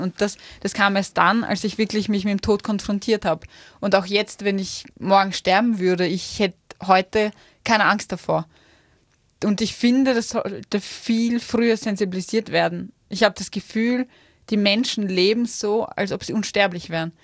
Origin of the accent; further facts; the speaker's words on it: Vienna, Austria; moved away as an adult; now in Innsbruck, Austria; ich als Wienerin